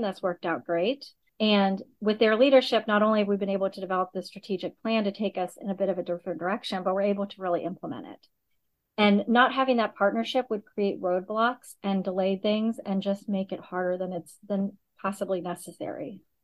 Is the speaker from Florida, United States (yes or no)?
no; Augusta, Georgia, United States; moved away as an adult; also born or lived in Michigan; now in Chicago, United States; I grew up in Augusta, Georgia, primarily